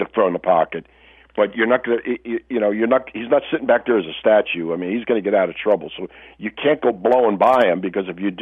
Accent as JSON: {"language": "English", "town": "Hershey", "region": "Pennsylvania", "country": "United States", "tie": "born or raised there", "also_born_or_lived": "Philadelphia", "said": "my hometown, Hershey, PA"}